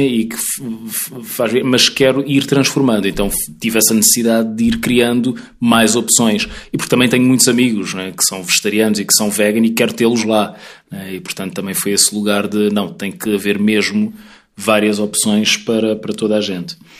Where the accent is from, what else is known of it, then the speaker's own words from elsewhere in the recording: Mozambique; also born or lived in Portugal; now in Lisbon, Portugal; nós os dois somos moçambicanos, eu e o Bruno somos uhum. moçambicanos